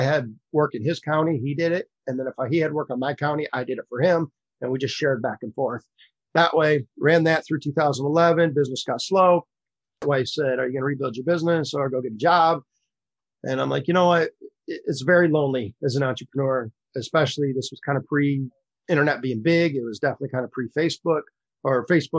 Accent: Michigan, United States; moved away as an adult; also born or lived in South Florida; I grew up in the state of Michigan

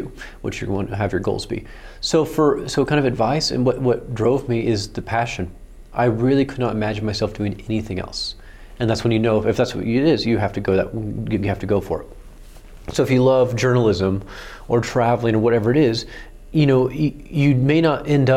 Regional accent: Oklahoma, United States; I grew up in Oklahoma

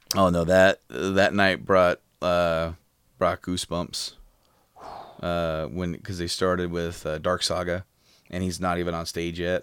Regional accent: Frankfort, Indiana, United States; we were from, like, uh, just north of Indy in Frankfurt

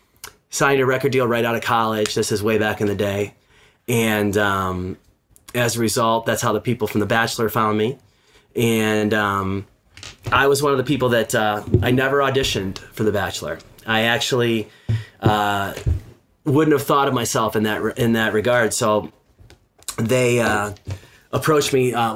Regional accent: Detroit, Michigan, United States; moved away as an adult; also born or lived in West Coast; just moved back to Detroit, which is my hometown. Had been living on the West Coast for the last 20 some years and, wanted to move back home, be closer to my family.

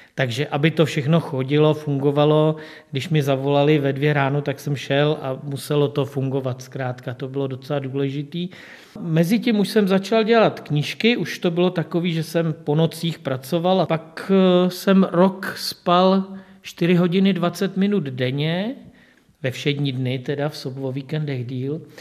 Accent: České Budějovice, South Bohemian Region, Czechia; já jsem se už narodil v Budějovicích

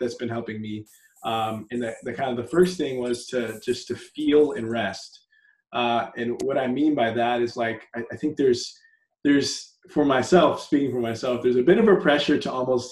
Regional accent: San Antonio, Texas, United States; also born or lived in Dallas; now in Houston, United States; I was born in Dallas, grew up in San Antonio, and I've been in Houston for just about 10 years. So Texas, tried and true

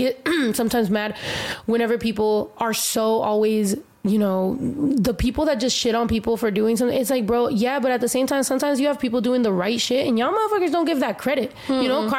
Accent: United States; for me being Mexican American, but also, you know, I'm queer, but, like, I'm not just Mexican. I'm not just, like, American. Like, I'm Mexican-American

